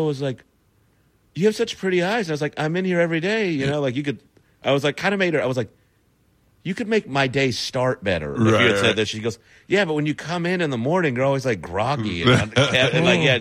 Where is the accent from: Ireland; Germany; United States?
United States; Texas; I'm from Texas